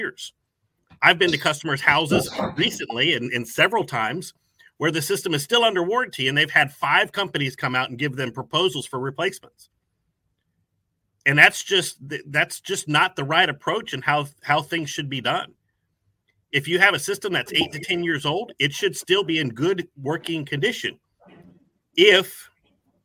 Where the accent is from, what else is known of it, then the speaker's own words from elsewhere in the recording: Tampa, Florida, United States; now in Acworth, United States; I was originally from Tampa, Florida. So I've grown up around lakes and oceans and all that kind of stuff.